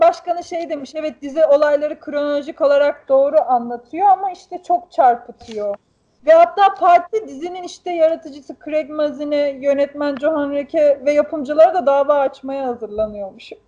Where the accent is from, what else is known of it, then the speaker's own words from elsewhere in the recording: Black Sea Region, Turkey; bizim köydeki dereleri, ben de çocukken hani yüzdüğüm o derelerde